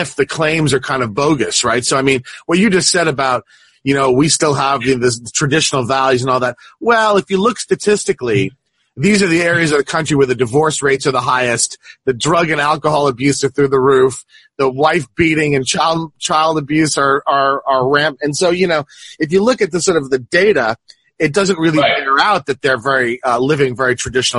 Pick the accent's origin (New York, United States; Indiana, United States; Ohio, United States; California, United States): New York, United States; Long Island; also born or lived in southwestern Missouri; now in Missouri, United States; I grew up in Long Island, New York, which is about, you know, as much in Nassau County